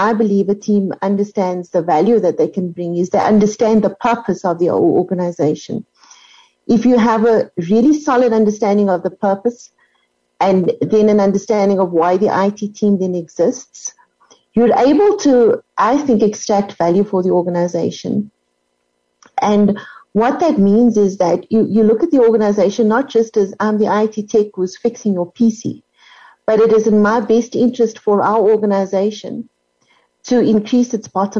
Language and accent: English; South Africa; I'm South African